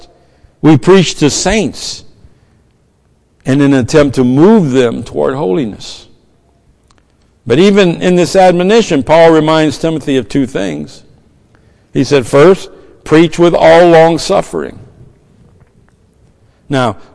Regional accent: the South, United States; I'm from the South.

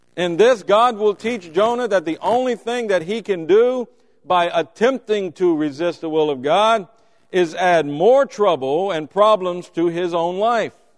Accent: Louisiana, United States; I'm from Louisiana

